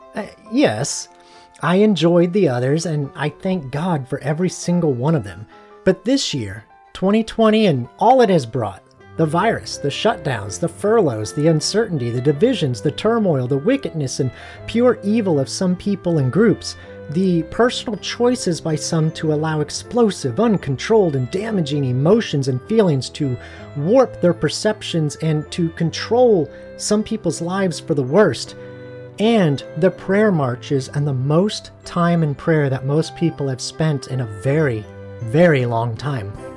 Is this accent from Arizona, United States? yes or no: yes; Arizona, United States; moved away; I'm from Arizona originally